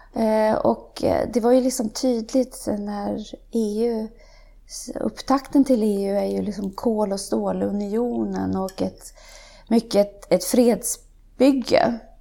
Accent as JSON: {"language": "Swedish", "region": "Värmland", "country": "Sweden", "tie": "born or raised there", "also_born_or_lived": "Umeå / United States", "moved": "yes", "said": "Jag kommer ifrån Värmland som jag redan har nämnt. Där är jag uppvuxen"}